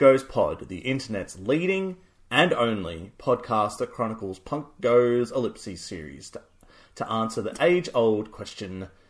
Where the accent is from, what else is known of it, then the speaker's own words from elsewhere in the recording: Australia; we're Australian.